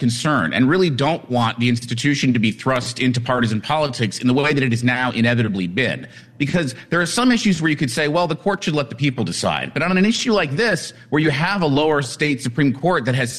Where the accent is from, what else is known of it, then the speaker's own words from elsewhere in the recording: Colorado, United States; Colorado is my home state